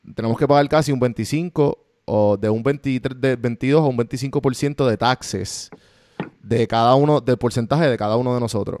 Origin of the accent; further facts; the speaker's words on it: Puerto Rico; moved away as an adult; now in United States; los tres somos boricua